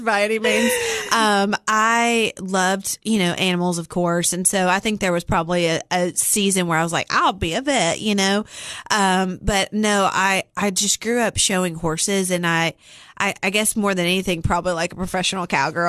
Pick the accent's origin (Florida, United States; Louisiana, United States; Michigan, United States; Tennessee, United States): Tennessee, United States; Cookeville; I was born and raised here in Cookville. Um, spent all of my life here